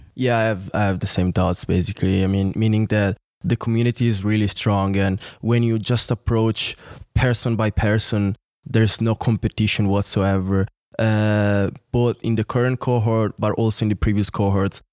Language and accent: English; near Milan, Lombardy, Italy; moved away as an adult; also born or lived in Venice; now in St. Gallen, Switzerland; I'm from Italy. Was born and raised there, city uh, not away from Milan